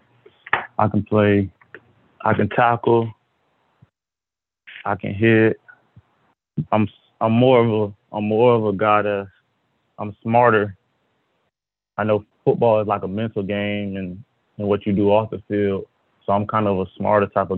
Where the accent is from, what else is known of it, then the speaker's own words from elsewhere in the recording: Apopka, Florida, United States; also born or lived in Kansas; I'm from Apopka, Florida, Central Florida area